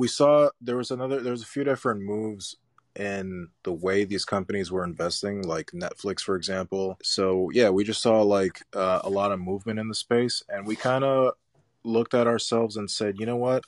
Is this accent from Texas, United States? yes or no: no; New York City, New York, United States; Growing up in New York City, I had my first company in Brooklyn when I was seventeen.